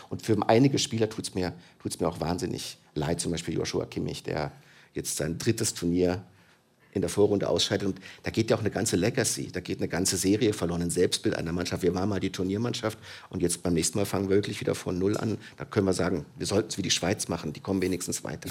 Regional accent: Germany; in der Geschichte meines Landes

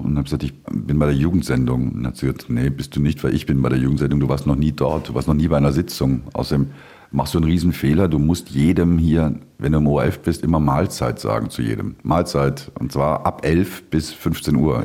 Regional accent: Duisburg, North Rhine-Westphalia, Germany; accent: norddeutsch; moved away as an adult; now in Vienna, Austria; ich komme aus Duisburg

